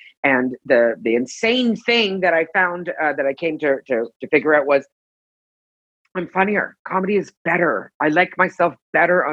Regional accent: Toronto, Ontario, Canada; moved away as an adult; now in Los Angeles, United States; I'm from Canada. I'm from Toronto. So you're going to hear me say aboot a lot. And I moved

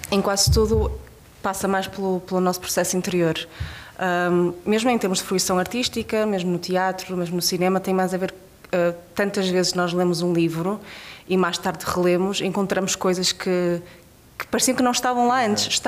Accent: Portugal; e como portuguesa, eu digo que acho que eu precisei de sair do país para dar muito valor a muitas coisas.

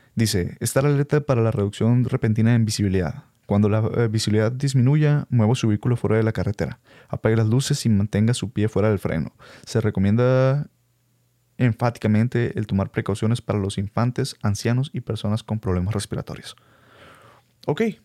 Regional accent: Hermosillo, Sonora, Mexico; first language Spanish; los que somos de Hermosillo

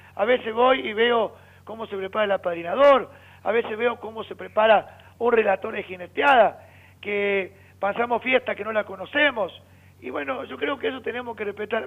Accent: Argentina; mi tierra, mi país, mi Argentina

